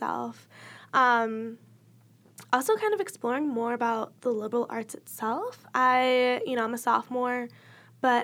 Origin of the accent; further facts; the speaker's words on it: Illinois, United States; moved away as an adult; now in East Lansing, United States; I'm from Illinois